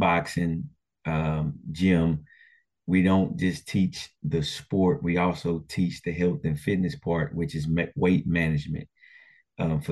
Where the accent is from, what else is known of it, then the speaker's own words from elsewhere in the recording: Port Arthur, Texas, United States; growing up in Port Arthur, we had three high schools